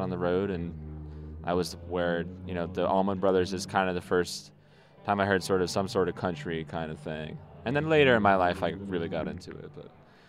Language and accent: English; New Hampshire, United States; moved away; I didn't grow up in Brooklyn. I grew up in New Hampshire